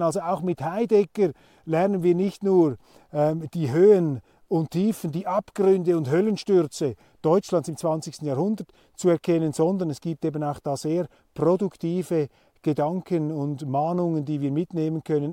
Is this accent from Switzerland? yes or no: yes; Switzerland; als Schweizer